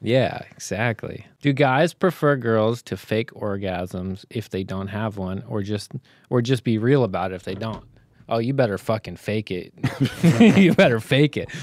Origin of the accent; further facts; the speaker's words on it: Canada; being fucking Canadian shitheads